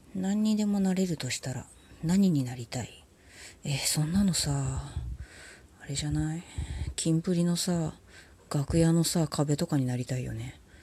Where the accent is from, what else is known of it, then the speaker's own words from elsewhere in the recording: Tokyo, Japan; 東京生まれの東京育ちのシティガールだもん